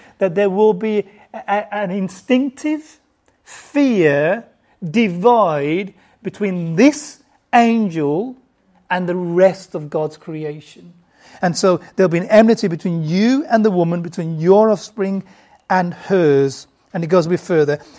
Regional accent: United Kingdom; also born or lived in Bangladesh; I grew up in the UK.

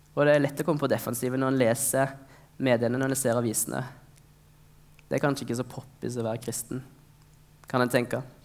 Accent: Norway; vi har vokst opp i Norge

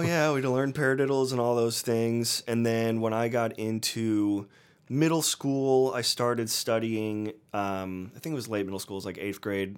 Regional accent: Hudson, Ohio, United States; moved away; also born or lived in Boston / Nashville; I grew up um, in this like small, nice little town called Hudson, Ohio

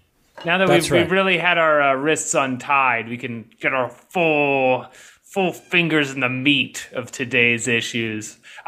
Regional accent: Massachusetts, United States; born or raised there; moved away

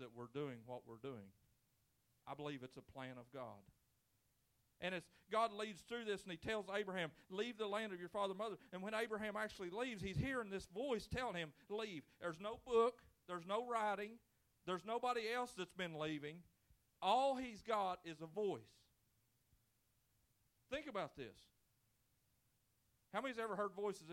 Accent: Brawley Creek, Lewis County, Kentucky, United States; I can remember growing up and growing up on Brawley Creek. It's where the best people of the citizens of Lewis County come from

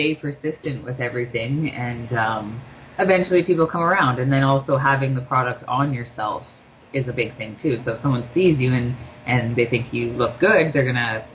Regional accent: Thunder Bay, Ontario, Canada; now in Toronto, Canada; I'm not from Toronto. I'm actually from Thunder Bay

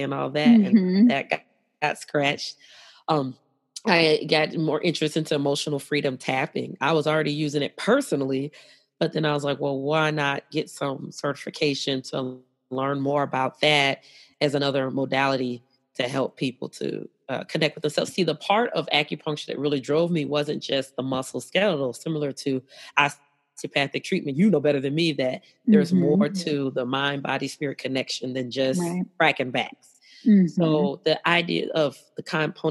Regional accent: St. Louis, Missouri, United States; moved away as an adult; I ended up moving back to my hometown of St. Louis, Missouri

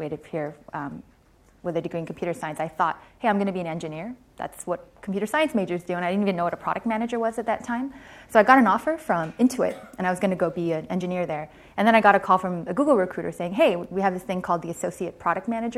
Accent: Hong Kong; moved away as an adult; also born or lived in Stanford, California; I grew up in Hong Kong.

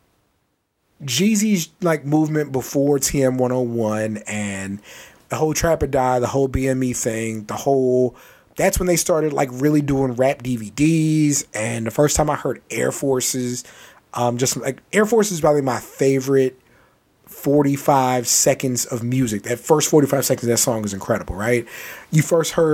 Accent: San Antonio, Texas, United States; we're from San Antonio

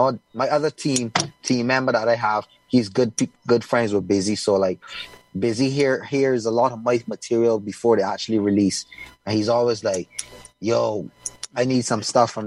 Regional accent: Barbados; people even think that I come from Africa instead of Barbados sometimes

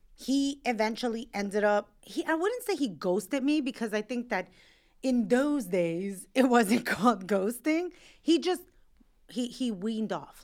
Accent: New York, United States; I'm a New Yorker and I wanna live in New York

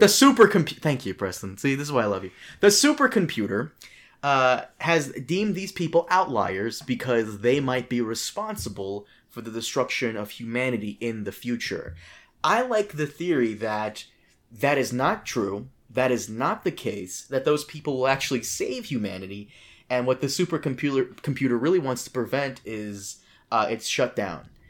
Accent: Brazil; I was born in Brazil. I am Brazilian

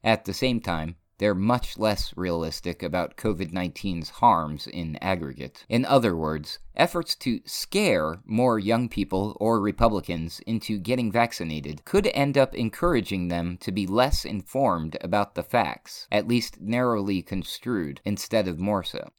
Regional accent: New Hampshire, United States; moved away as an adult; now in New Mexico, United States; I come from New Hampshire, and I live in New Mexico now

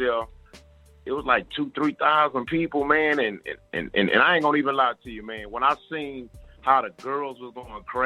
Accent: Houston, Texas, United States; I'm from Houston, Texas

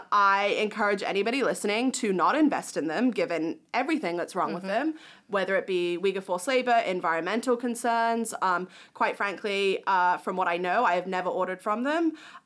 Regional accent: New Zealand; But I'm hoping that other countries, my home country of New Zealand, I'm like, what are you guys doing?

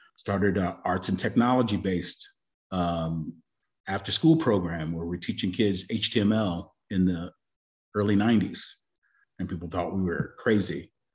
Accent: Austin, Texas, United States; University of Texas at Austin, so I was here as a youngin', uh, in the seventies

